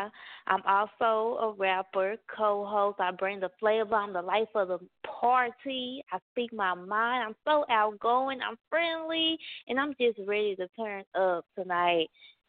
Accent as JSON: {"language": "English", "town": "Dallas", "region": "Texas", "country": "United States", "tie": "born or raised there", "also_born_or_lived": "Atlanta, Georgia", "said": "I was born in ATL and raised in Dallas."}